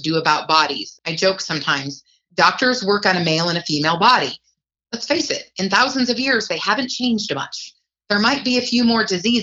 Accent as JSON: {"language": "English", "town": "Reno", "region": "Nevada", "country": "United States", "said": "we're from the Reno-Sparks area in Nevada. That's up in northern Nevada."}